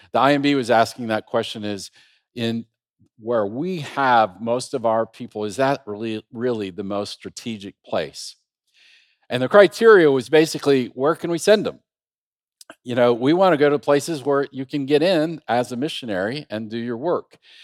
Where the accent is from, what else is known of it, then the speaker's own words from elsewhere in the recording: Iowa, United States; moved away as an adult; also born or lived in Istanbul, Turkey; we're from Iowa